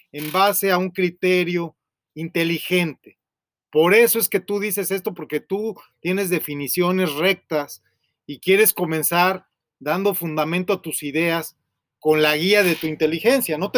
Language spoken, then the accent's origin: Spanish; Monterrey, Nuevo León, Mexico; Yo soy de Monterrey, ¿eh? Yo no soy de Montemorelos.